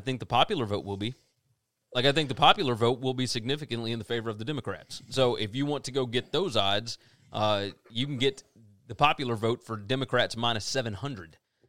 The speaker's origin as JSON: {"language": "English", "region": "Ohio", "country": "United States", "said": "I'm from Ohio. Biden is not winning Ohio."}